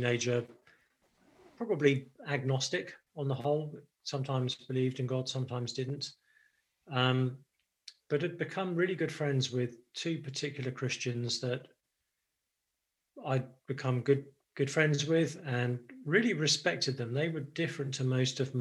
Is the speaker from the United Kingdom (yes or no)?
yes; United Kingdom; moved away as an adult; now in Nashville, United States; I'm actually British. So I grew up in the UK, have only been really in the States making this my base in the last year or two